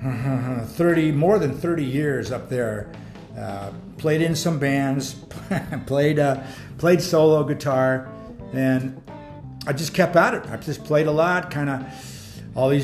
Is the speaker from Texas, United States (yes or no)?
no; San Francisco, California, United States; moved away as an adult; also born or lived in Santa Rosa, California; now in Bigfork, United States; I was born in San Francisco.